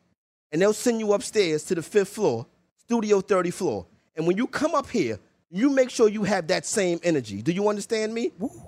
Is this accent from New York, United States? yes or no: yes; New York City, New York, United States; I'm from Harlem for real.